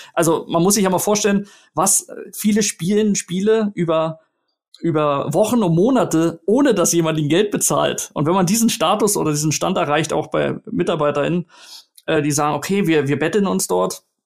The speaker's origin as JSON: {"language": "German", "region": "Berlin", "country": "Germany", "tie": "born or raised there", "moved": "yes", "said": "meine Heimatstadt zurück nach Berlin"}